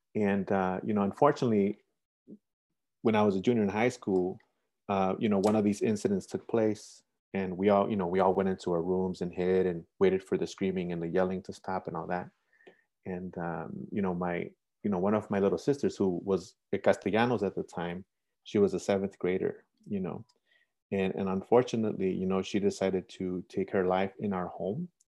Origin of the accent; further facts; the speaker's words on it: Chicago, Illinois, United States; So I went to school here, I went to high school here, I live here